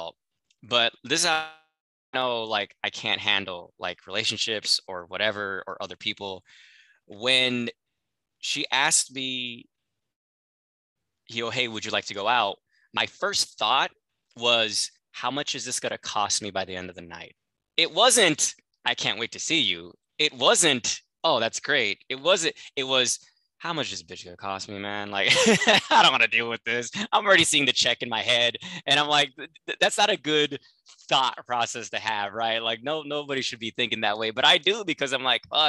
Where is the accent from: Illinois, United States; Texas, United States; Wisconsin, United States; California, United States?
California, United States; Los Angeles; I'm from the San Fernando Valley, so that's porn capital of the world. I grew up like in the fucking porn capital of America